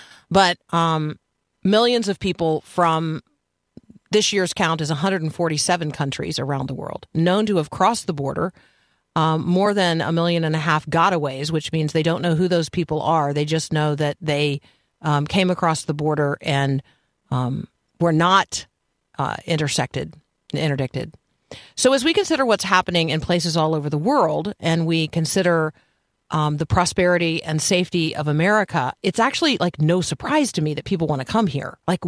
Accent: United States; I am American

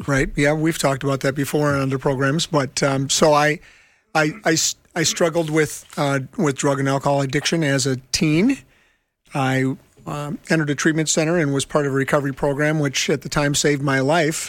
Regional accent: Minneapolis, Minnesota, United States; I'm from Minneapolis and I work in homeless ministry

